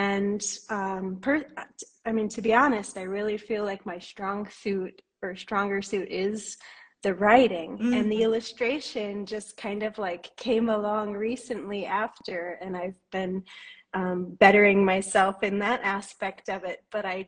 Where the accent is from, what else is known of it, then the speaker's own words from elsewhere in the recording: New York, United States; now in Guatemala; I'm from the States. I'm originally from New York, and I've lived all over the East Coast, but I've actually been living in Guatemala in Central America for the past 11 years.